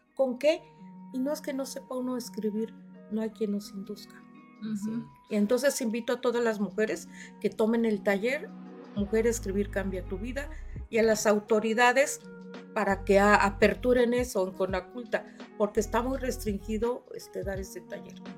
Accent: Yautepec, Morelos, Mexico; Yo vengo de Yautepec, de la colonia Paracas

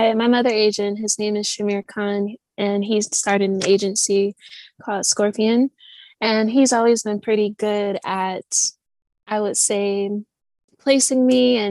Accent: Michigan, United States; moved away as an adult; also born or lived in New York City / London; where I'm from, Michigan

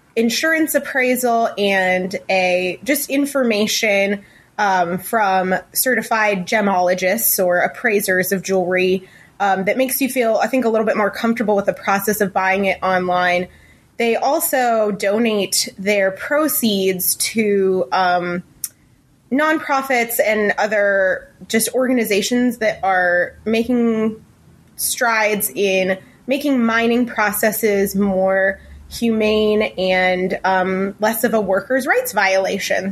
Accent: Ohio, United States; moved away as an adult; now in Lincoln, United States; our hometown of Ohio, in, in Ohio

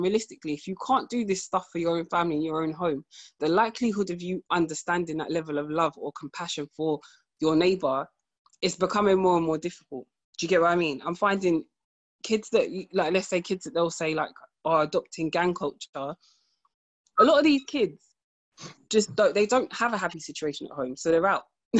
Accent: United Kingdom; in the UK, obviously, we use English, you know, so unless we're amongst family, we don't really speak like that.

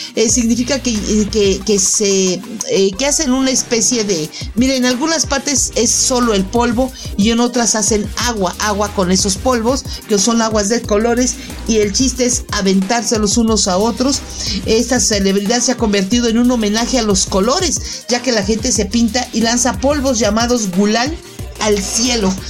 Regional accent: Mexico; los que nacimos en México nos sintamos orgullosos de nuestras raíces

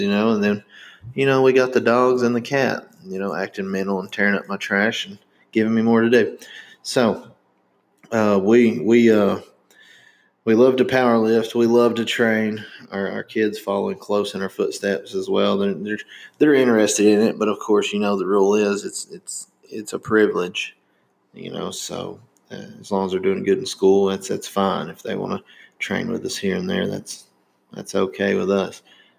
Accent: Indiana, United States; born in Indiana

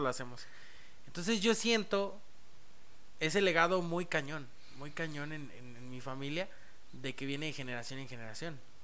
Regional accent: San Luis Potosí, Mexico; also born or lived in Mexico City; yo prácticamente soy potosino. Nací en Ciudad de México, pero prácticamente soy potosino. Llegué aquí a la edad de seis meses de bebé

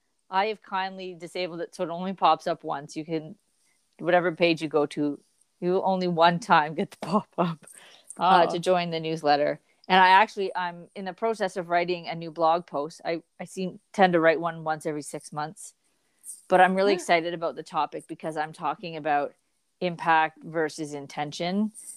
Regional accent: Canada; Well, we are Canadian icons.

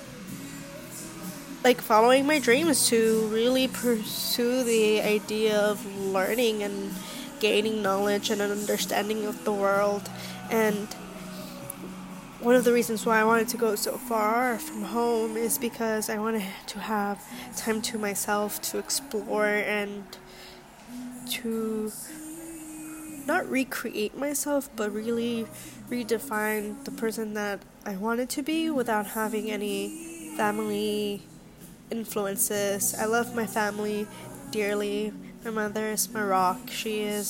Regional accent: Los Angeles, California, United States; moved away as an adult; also born or lived in Pennsylvania; now in New York, United States; I grew up in Los Angeles

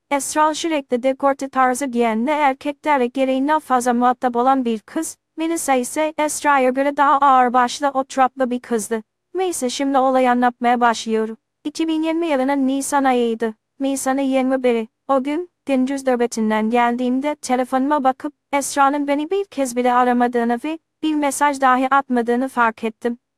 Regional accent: Trabzon, Turkey; now in Istanbul, Turkey; Aslen Trabzonluyum. Şu an İstanbul Havalimanı'nda güvenlik görevlisi olarak çalışıyorum.

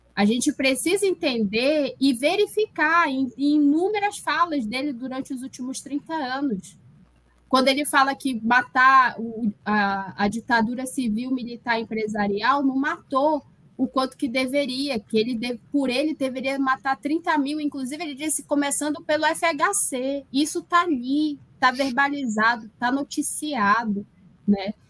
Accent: Parintins, Amazonas, Brazil; moved away as an adult; also born or lived in São Carlos, Brazil; now in Jena, Germany; eu sou da cidade de Parintins, interior do Amazonas, com muito orgulho

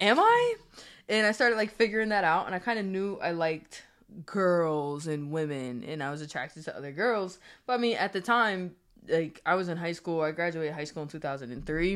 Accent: Springfield, Massachusetts, United States; also born or lived in Maryland; now in New Jersey, United States; I'm from Springfield, Massachusetts. I represent Springfield, Massachusetts.

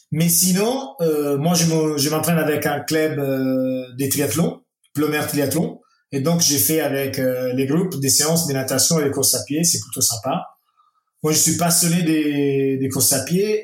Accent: Italy; French is a second language; chez nous en Italie

